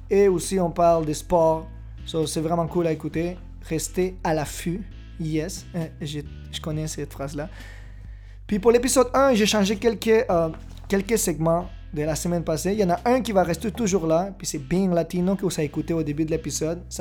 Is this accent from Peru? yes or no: yes; Peru; je, viens pas du Mexique. Euh, je viens du Pérou, en Amérique du Sud.